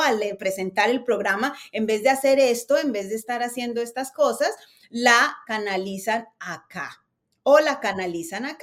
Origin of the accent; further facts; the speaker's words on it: Bogotá, Colombia; moved away as an adult; now in United States; Yo desde muy pequeña empecé en televisión en mi país, en Colombia, yo soy bogotana